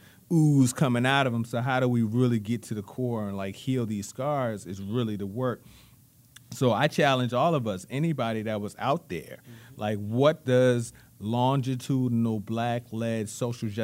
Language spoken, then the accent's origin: English; Richmond, Virginia, United States; I was born and raised in Richmond. You know, I grew up on Southside.